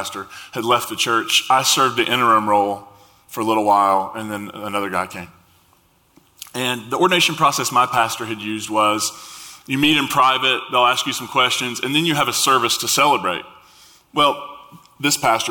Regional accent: Eastern Kentucky, United States; also born or lived in West Virginia; I grew up in Eastern Kentucky, West Virginia area.

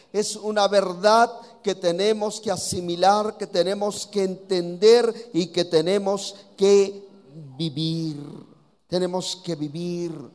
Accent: Oaxaca, Mexico; aquí en Oaxaca nos dicen oaxaquitos, así que así somos aquí los de Oaxaca

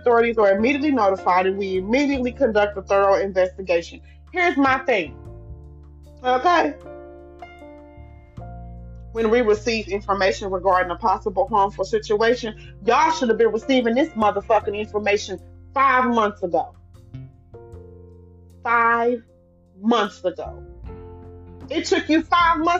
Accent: Louisiana, United States; now in Texas, United States; I'm from Louisiana

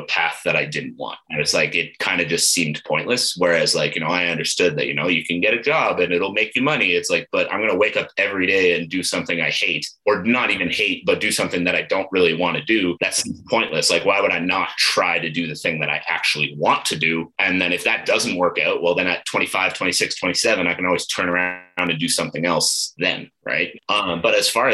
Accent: Ottawa, Ontario, Canada; moved away as an adult; also born or lived in Eastern Townships, Quebec; now in Calgary, Canada; I grew up in Ottawa

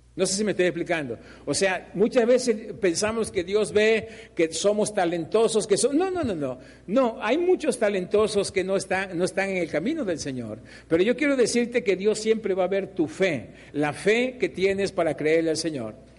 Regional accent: Mexico; Nosotros como mexicanos

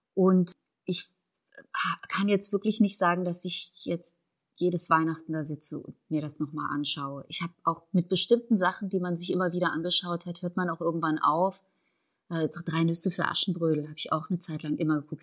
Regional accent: Boppard, Rhineland-Palatinate, Germany; moved away; also born or lived in Tehran, Iran / Berlin / Leipzig; Wir sind in den 80er Jahren nach der Revolution nach Deutschland gezogen, in einen kleinen Ort namens Boppert am Rhein. Da bin ich groß geworden, da bin ich zur Schule gegangen

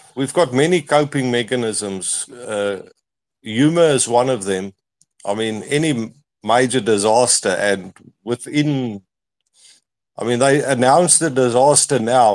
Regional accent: South Africa; I'm from South Africa

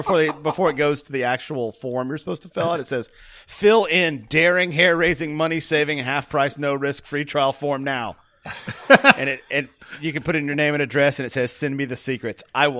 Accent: Scotland, United Kingdom; No, I'm Scottish.

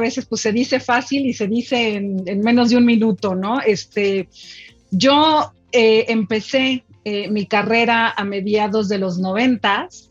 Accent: Mexico; yo soy una mujer mexicana, orgullosa, de hueso colorado mexicana

